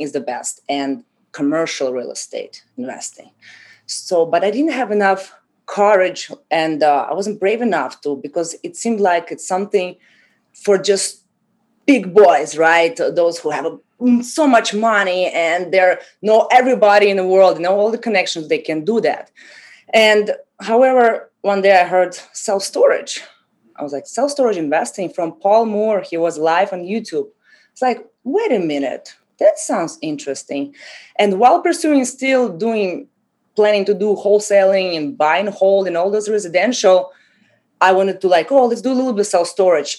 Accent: Russia; moved away as an adult; also born or lived in Haiti; now in Miami, United States; I came from Russia 10 years ago after high school.

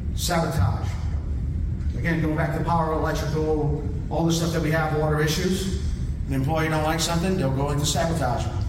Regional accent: Florida, United States; moved away; also born or lived in California; I am from Florida.

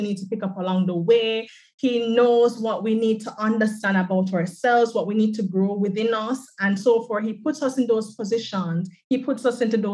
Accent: Jamaica; So I am from the island of Jamaica.

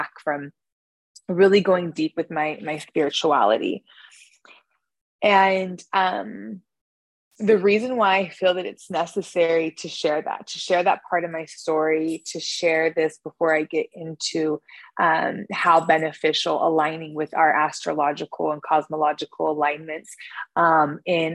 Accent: Northern California, United States; I was born in Northern California.

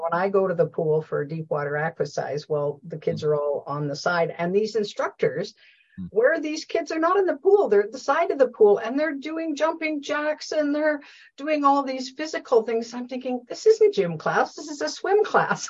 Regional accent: Canada; we say process or process in Canada

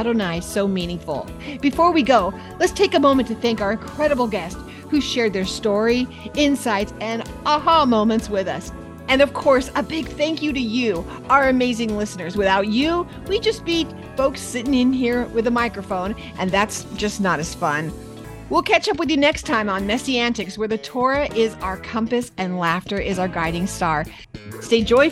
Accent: San Diego, California, United States; moved away; I grew up in San Diego.

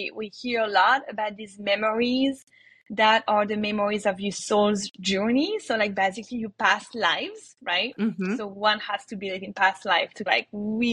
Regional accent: France; moved away as an adult; also born or lived in New York; now in United States; I was born in France

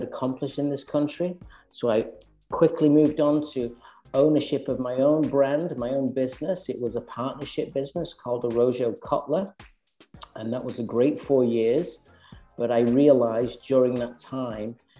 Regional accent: Manchester, North West England, United Kingdom; moved away as an adult; also born or lived in London; now in Westchester, United States; I'm originally from Manchester

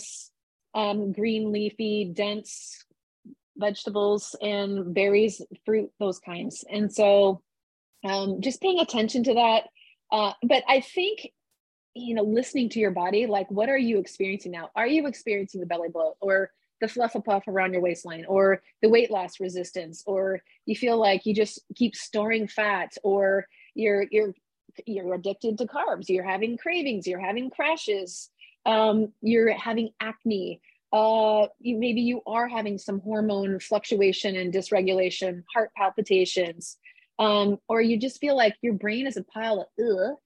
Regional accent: Midwest, United States; I grew up in the Midwest

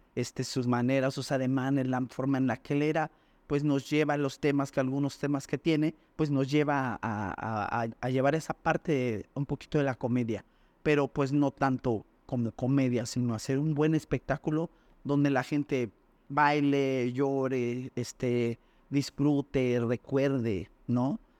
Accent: Mexico City, Mexico; en el barrio de donde yo vengo pues la, situación era complicada

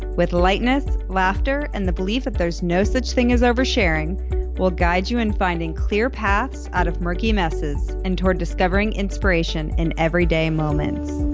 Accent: United States; moved away as an adult; also born or lived in Chicago, Illinois / Boston, Massachusetts; now in Dallas, United States; I grew up in Chicago and Boston and I, well, I mean, I moved to Texas when I was eighteen

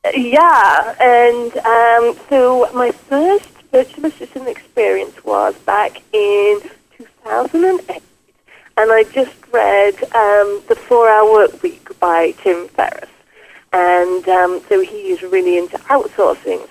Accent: England, United Kingdom; moved away as an adult; now in Quebec, Canada; I grew up in England and was a nurse

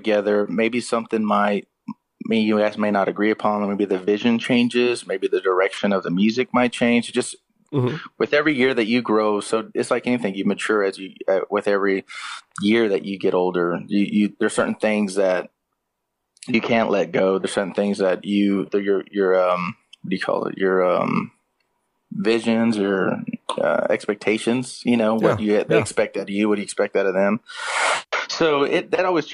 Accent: Austin, Texas, United States; I was born in Austin, Texas, and I was raised on 90s country music

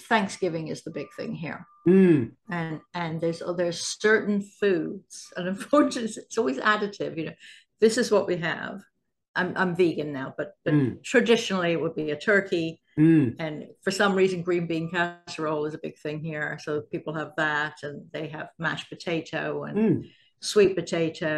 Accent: England, United Kingdom; now in United States; I grew up in England

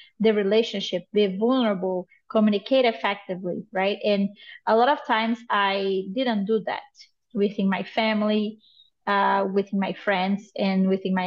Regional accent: Brazil; moved away as an adult; now in United States; I am originally from Brazil. I live in the United States for the past 10 years.

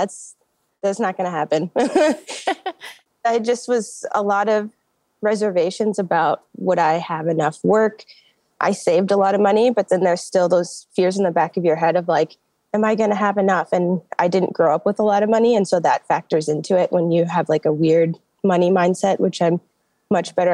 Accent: Minneapolis, Minnesota, United States; I'm from Minneapolis

